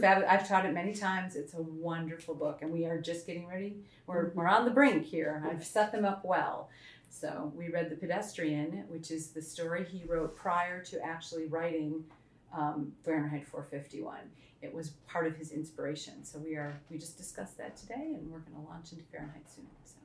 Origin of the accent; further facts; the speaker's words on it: Illinois, United States; moved away as an adult; I am an Illinoisan. Um, I grew up in Illinois, spent most of my life there